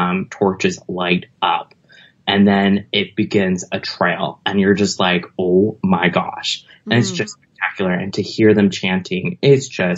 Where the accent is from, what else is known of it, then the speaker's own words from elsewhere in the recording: Los Angeles, California, United States; I'm originally from Los Angeles